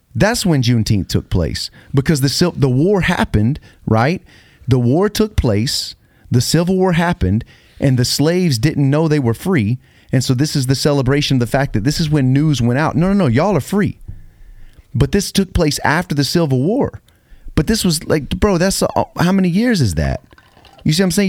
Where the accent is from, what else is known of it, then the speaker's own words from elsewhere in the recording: United States; I'm from America. I'm American.